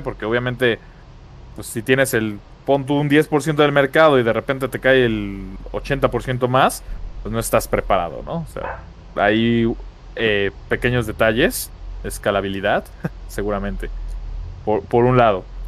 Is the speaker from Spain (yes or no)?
no; Mexico; como mexicano